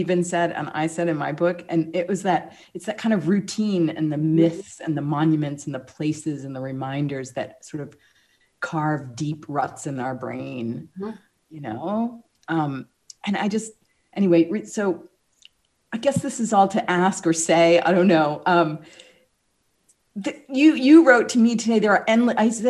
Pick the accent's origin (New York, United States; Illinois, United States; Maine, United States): Maine, United States; Mexico; born or raised there; moved away